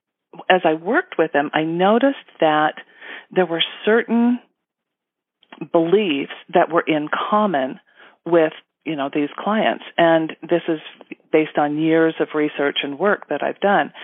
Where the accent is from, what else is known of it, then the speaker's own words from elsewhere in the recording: Utah, United States; I was born and raised in Utah